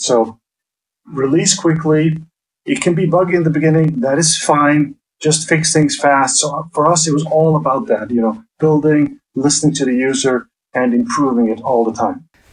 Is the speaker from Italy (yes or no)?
no; Faroe Islands; I'm actually from the Faroe Islands